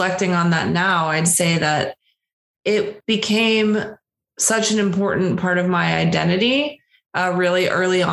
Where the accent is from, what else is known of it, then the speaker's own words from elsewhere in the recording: Pittsburgh, Pennsylvania, United States; I'm from Pittsburgh, Pennsylvania, outside of Pittsburgh, Western PA.